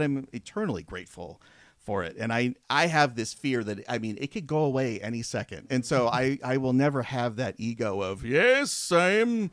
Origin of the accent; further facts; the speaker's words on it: Fresno, California, United States; moved away as an adult; also born or lived in Porterville, California; I'm from the Central Valley of California, mm-hmm. and so from Fresno. I was born in Porterville